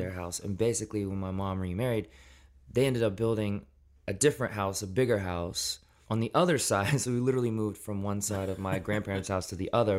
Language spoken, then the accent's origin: English; Memphis, Tennessee, United States; also born or lived in Shelby Forest, Tennessee / Millington, Tennessee; I was born in Memphis, Tennessee, and for my, most of my childhood, grew up outside of the city in more of a rural setting.